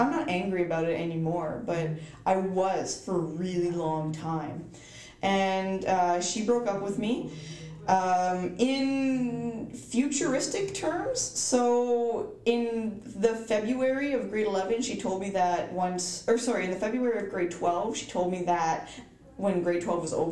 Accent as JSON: {"language": "English", "region": "East Coast", "country": "United States", "said": "I am from the East Coast"}